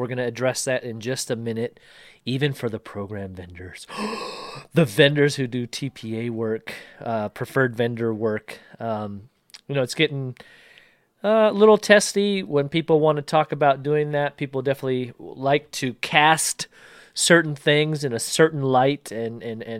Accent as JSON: {"language": "English", "region": "Washington", "country": "United States", "said": "my home state of Washington"}